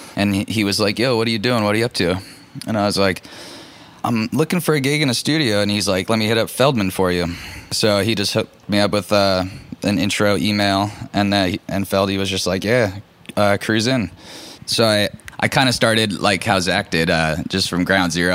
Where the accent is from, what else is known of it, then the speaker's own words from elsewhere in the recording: Orange County, California, United States; I grew up in Orange County, California